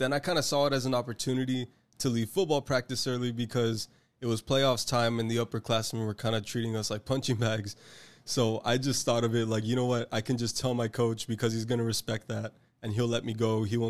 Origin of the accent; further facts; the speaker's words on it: Harlingen, Texas, United States; I was born and raised in Harlingen, Texas, and I'm 23 years old.